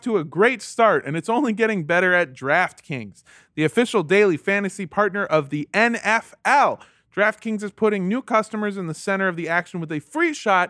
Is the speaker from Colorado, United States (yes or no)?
no; Los Angeles, California, United States; I grew up in Los Angeles.